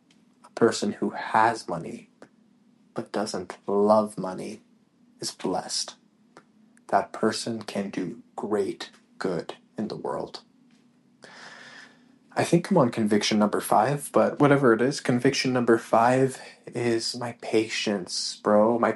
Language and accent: English; Canada; moved away; We came from Canada, like I said at the beginning of this podcast, came from Canada expecting that we were going to have this, this